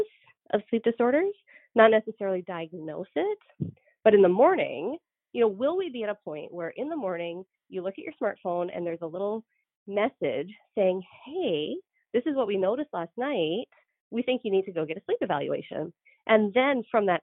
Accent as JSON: {"language": "English", "country": "Canada", "also_born_or_lived": "Georgia, United States / North Dakota, United States", "moved": "as an adult", "lives_now": "United States", "said": "I'm Canadian"}